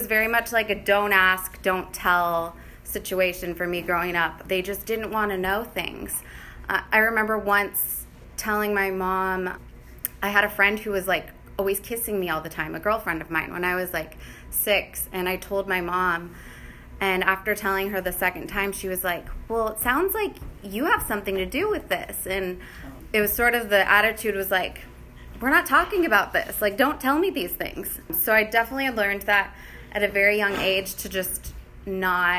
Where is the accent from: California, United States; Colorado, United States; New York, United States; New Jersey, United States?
California, United States; Bay Area; moved away; I grew up in the Bay Area